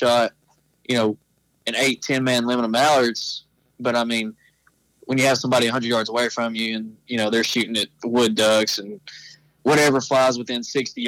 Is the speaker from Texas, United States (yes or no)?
yes; Atlanta, Texas, United States; I'm from Atlanta, Texas.